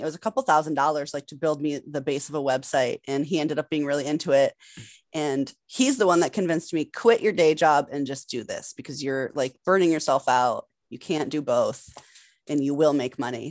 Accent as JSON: {"language": "English", "region": "Massachusetts", "country": "United States", "also_born_or_lived": "New York City / Los Angeles", "said": "I'm from Massachusetts"}